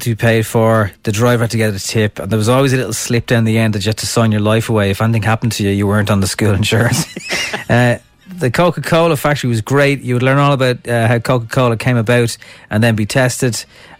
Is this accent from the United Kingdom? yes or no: no; Dublin, Leinster, Ireland; born or raised there